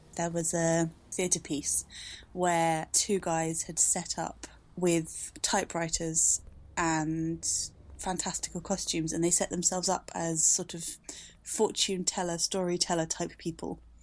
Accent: London, United Kingdom; I grew up in London, in southeast London

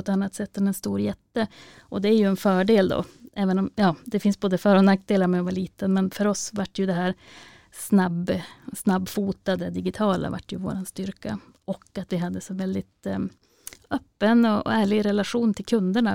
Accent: Vännäs, Västerbotten County, Sweden; min hemkommun Vännäs och Vännäsby

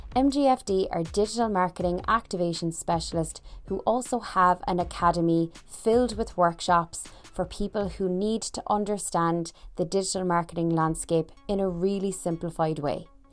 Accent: Ireland; I'm from Ireland

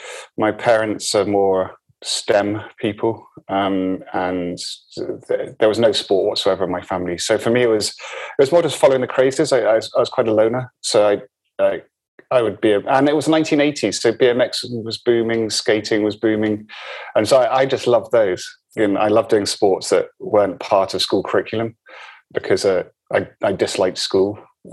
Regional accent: Forres, Scotland, United Kingdom; also born or lived in Malta; No, I was born in Malta, and I was in Malta until I was just after I was 1 year old, then moved to the very north of Scotland, Forres, which is where they had the Nimrod bases.

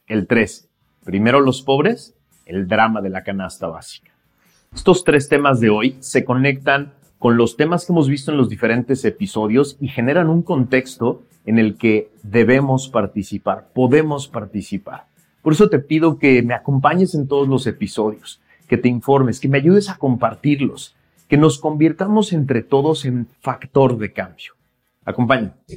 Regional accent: Mexico; mexicanas y mexicanos, tú y yo

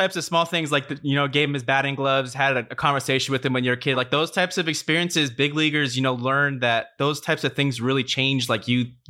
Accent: California, United States; a town near where I grew up in Southern California, near Los Angeles.

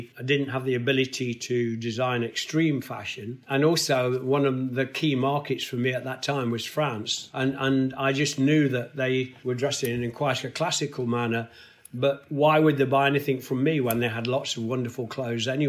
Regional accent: Nottingham, East Midlands, United Kingdom; my hometown of Nottingham

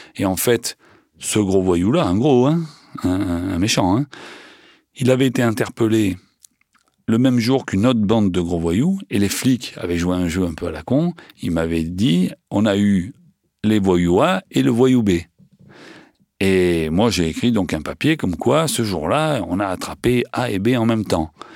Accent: Marseille, Provence-Alpes-Côte d'Azur, France; accent: Marseillais; j'ai un accent marseillais

